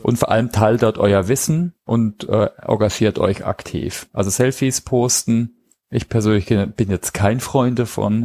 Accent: Heilbronn, Baden-Württemberg, Germany; Heilbronn, also meinem Heimatort übrigens, ne? kleine Side-Note, da war ich ähm, habe ich mein Abitur gemacht

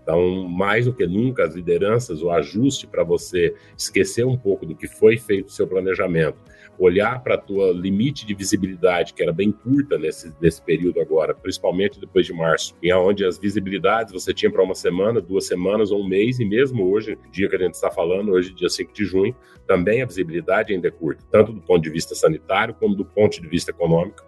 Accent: Paraná, Brazil; also born or lived in São Paulo; Eu nasci de São Paulo, criado no estado do Paraná.

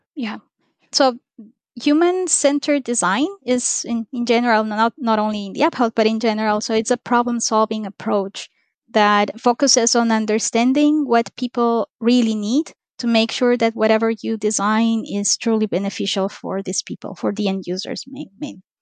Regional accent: Ecuador; moved away; I'm originally from Ecuador

